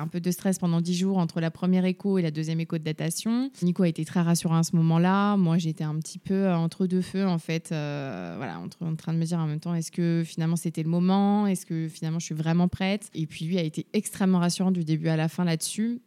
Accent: Rennes, Brittany, France; je viens de Rennes, j'ai 29 ans

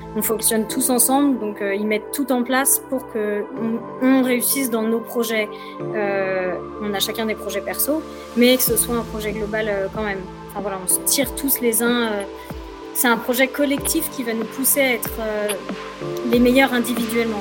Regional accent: Paris region, Île-de-France, France; moved away as an adult; now in Saint-Gervais, France; je suis pas native de, de Haute-Savoie. moi, j'ai grandi en région parisienne

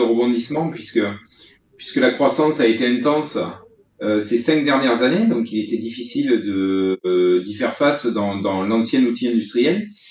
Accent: Vaucluse, Provence-Alpes-Côte d'Azur, France; ma région d'origine qui est le Vaucluse

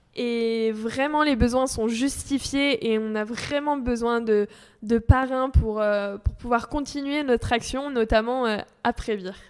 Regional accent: France

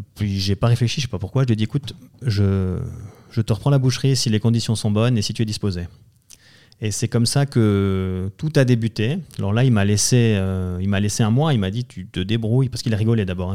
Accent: Valais, Switzerland; je suis originaire du canton du Valais

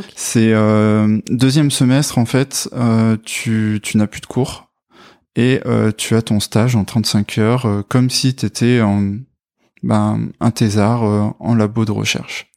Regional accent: Brive-la-Gaillarde, Nouvelle-Aquitaine, France; moved away as an adult; now in Bordeaux, France; je viens de Corrèze, de Brive-la-Gaillarde, et je suis sur Bordeaux depuis à peu près 8 ans

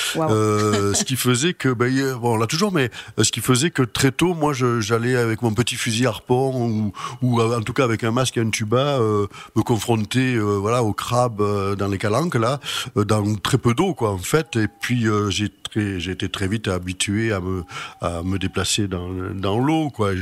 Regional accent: Marseille, Provence-Alpes-Côte d'Azur, France; also born or lived in Arles; Je suis né à Marseille

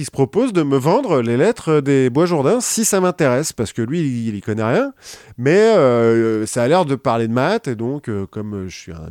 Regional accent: Centre-Val de Loire, France; on vient du même coin de la France, de l'Eure-et-Loire

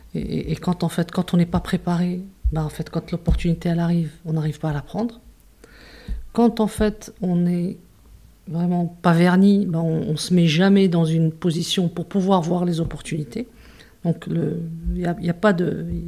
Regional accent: Casablanca, Casablanca-Settat, Morocco; also born or lived in Tangier / Marrakesh / Toulouse; on est arrivé à Casa, je devais avoir 8-9 euh, ans. Et je suis restée à Casa donc depuis ce moment-là

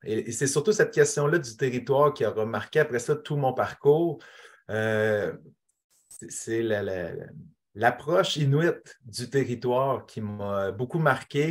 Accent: Quebec, Canada; also born or lived in Nunavik; en tant que Québécois

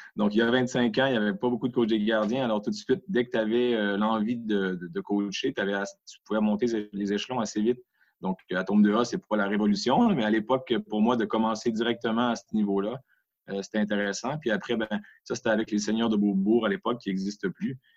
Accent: Quebec, Canada; also born or lived in Geneva, Switzerland; now in Switzerland; chez nous, au Québec

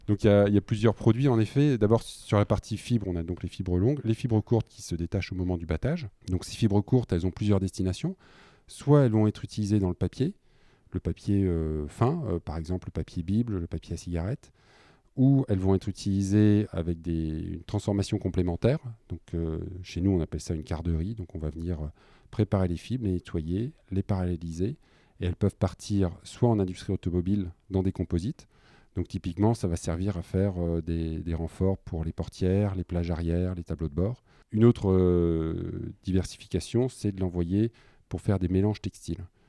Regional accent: Killem, Hauts-de-France, France; also born or lived in Dunkirk / Lille; j'ai grandi en partie sur Dunkerque et je suis arrivé à 8 ans sur, euh, sur Kilem. Puis bah, j'ai grandi comme un, garçon du village

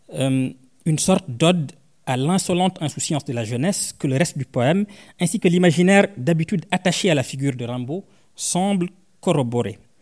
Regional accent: Senegal; Je viens d'une ethnie du Sénégal qu'on appelle les Sarars

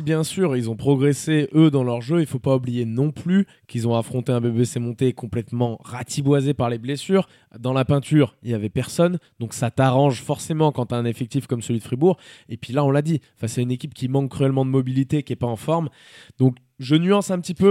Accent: France; je suis français

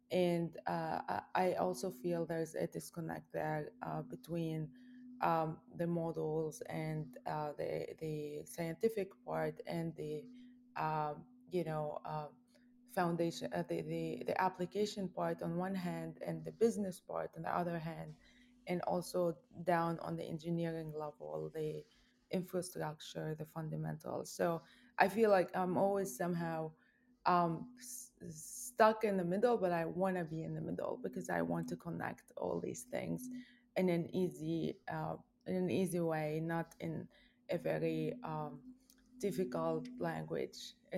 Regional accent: Lebanon; now in United States; I am from Lebanon. I am a math professor in the United States at the University in Virginia, James Madison University.

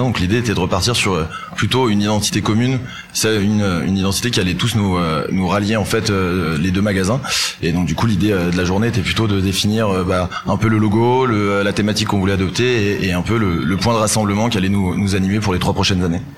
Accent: Nancy, Grand Est, France; now in Valence, France; je suis originaire de Nancy

